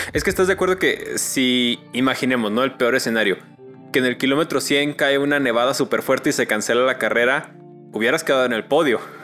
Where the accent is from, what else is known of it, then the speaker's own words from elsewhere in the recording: Mexico; como mexicanos